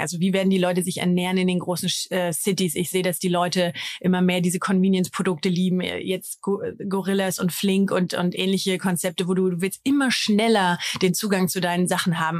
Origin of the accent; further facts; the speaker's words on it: Germany; als Deutscher